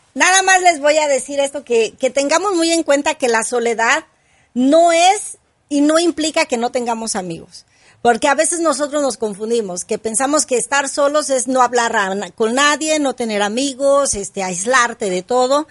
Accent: Mexico; yo soy mexicana

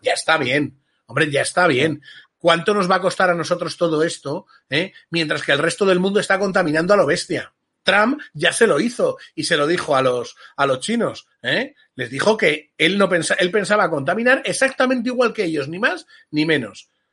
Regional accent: Spain; somos españoles

